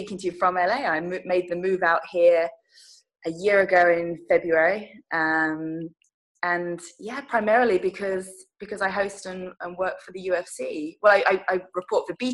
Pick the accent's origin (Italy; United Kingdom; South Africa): United Kingdom; Huntingdon, East of England; moved away as an adult; also born or lived in Loughborough / London; now in Los Angeles, United States; I grew up in Huntingdon in Cambridgeshire